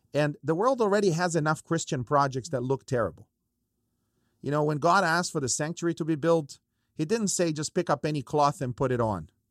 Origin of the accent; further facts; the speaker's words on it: Brazil; moved away; I grew up in Brazil